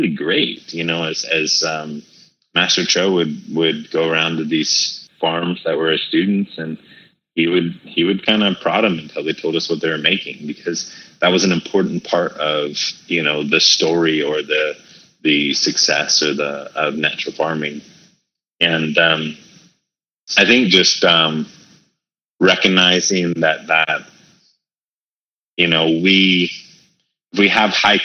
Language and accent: English; Hawaii, United States; also born or lived in California; Growing up Hawaii, as well as California, and growing up in Hawaii, it's by and large an Asian culture